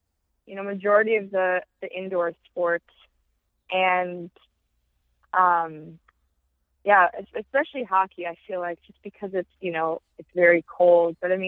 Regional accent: Wisconsin, United States; Chicago in the NWSL is the closest NWSL team to my hometown.

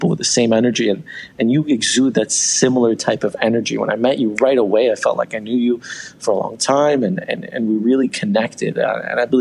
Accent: Iran; also born or lived in Canada; now in Toronto, Canada; I was born in Iran, and you know, we left in 96

